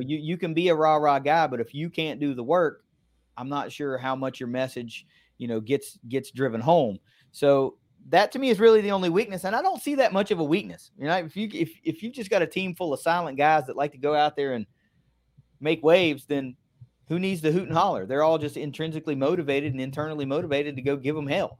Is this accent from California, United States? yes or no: no; near Montgomery, West Virginia, United States; That's eight miles from my hometown.